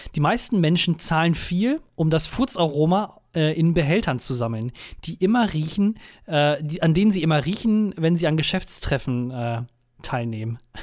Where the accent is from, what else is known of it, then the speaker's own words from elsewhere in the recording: Germany; also born or lived in United States; meinen deutschen Pass